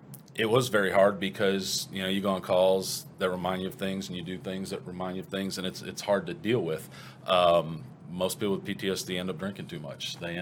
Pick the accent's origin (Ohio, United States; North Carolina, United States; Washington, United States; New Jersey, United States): Ohio, United States; Cleveland; born there; and I was born in Cleveland.